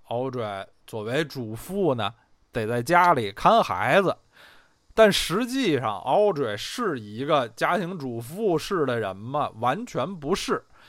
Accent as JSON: {"language": "Chinese", "region": "Beijing", "country": "China", "tie": "born or raised there", "said": "我虽然是土生土长北京人，在北京也住了，住了得有三十八九年，但是从来没有在二环路的里边住过啊"}